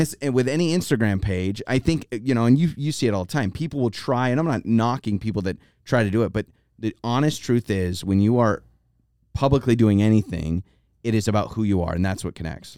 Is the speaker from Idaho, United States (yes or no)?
yes; North Idaho, United States; moved away as an adult; also born or lived in Troy, Idaho; now in Boise, United States; we grew up in North Idaho 'cause my dad taught at the University of Idaho